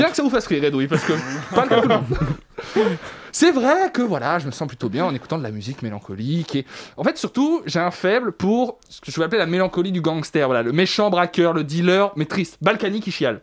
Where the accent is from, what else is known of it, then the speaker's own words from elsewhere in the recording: Savoy, Auvergne-Rhône-Alpes, France; moved away; je suis savoyard au départ.